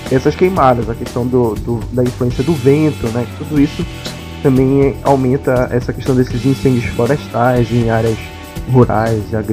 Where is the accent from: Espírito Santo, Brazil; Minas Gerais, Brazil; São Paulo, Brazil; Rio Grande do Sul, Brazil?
São Paulo, Brazil; tá, sou de São Paulo.